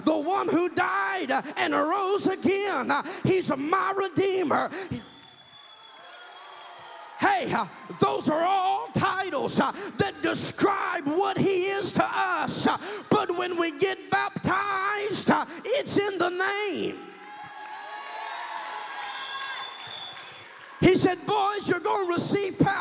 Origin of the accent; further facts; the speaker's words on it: Kansas, United States; I'm from Kansas. I'm a hillbilly